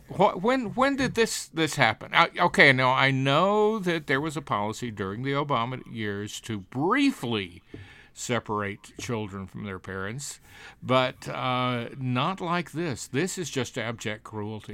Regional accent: Alabama, United States; born or raised there

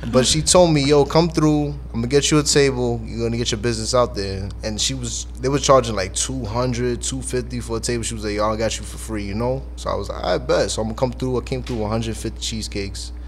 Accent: New York City, New York, United States; I'm from the Bronx

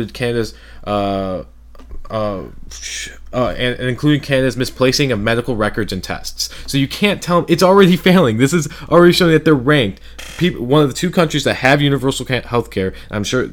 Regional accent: United States; as an American

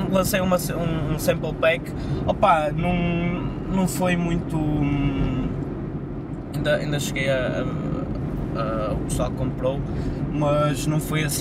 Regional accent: Porto, Norte, Portugal; eu sou do Porto

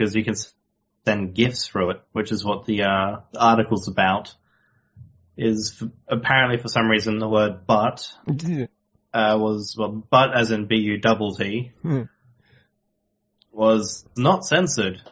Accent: Australia; being Australian

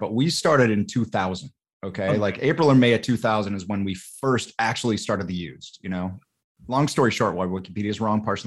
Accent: Utah, United States; moved away; I'm not from Utah, but I grew up in Utah

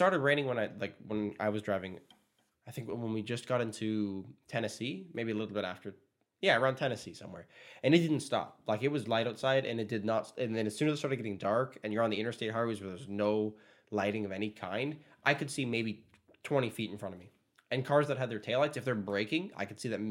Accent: Canada; walk in there as a Canadian

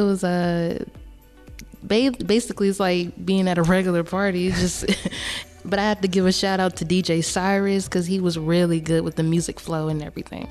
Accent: Atlanta, Georgia, United States; I'm from Atlanta, Georgia.

